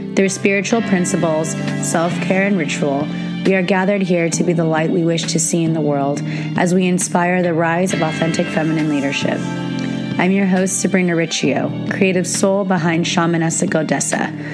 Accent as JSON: {"language": "English", "region": "California", "country": "United States", "tie": "born or raised there", "said": "I'm from America and I live in California and I was born on Native American soil here"}